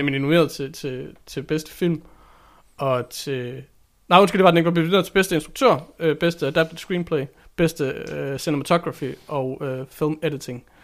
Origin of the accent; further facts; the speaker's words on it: Randers, Central Denmark Region, Denmark; Jeg er ikke opvokset i Skive. Jeg er opvokset i Randers